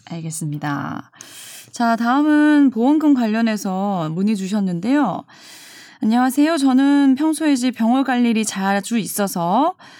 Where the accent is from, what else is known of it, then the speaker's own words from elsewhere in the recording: Busan, South Korea; 부산 출신이어서 말할 때 약간의 저는 알긴 알아요. 예, 네. 약간 사투리가 아직도 좀 섞여 있는 부분이 있기 때문에